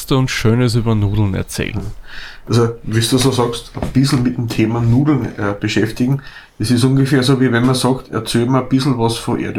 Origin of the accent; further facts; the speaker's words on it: Austria; in Norditalien werden Spaghetti, so wie bei uns